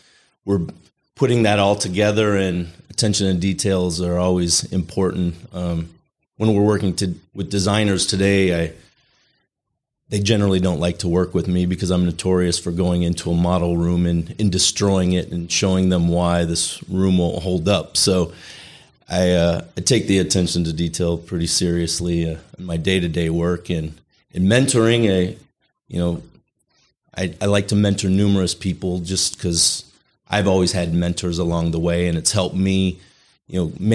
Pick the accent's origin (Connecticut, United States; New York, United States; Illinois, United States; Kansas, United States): Illinois, United States; Chicago; moved away as an adult; Yeah, I was born in Illinois, lived numerous places throughout the Chicagoland area. So I was there till I was about 20, 23 years old.